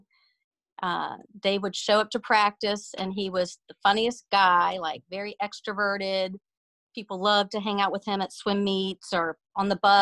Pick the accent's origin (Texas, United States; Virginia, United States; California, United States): Virginia, United States; Colonial Heights; I grew up in Colonial Heights, Virginia, which is, I guess, about 30 miles south of Richmond.